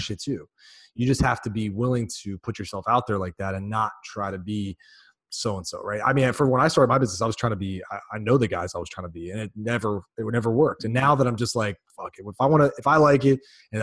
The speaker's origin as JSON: {"language": "English", "town": "Chicago", "region": "Illinois", "country": "United States", "said": "I'm from Chicago."}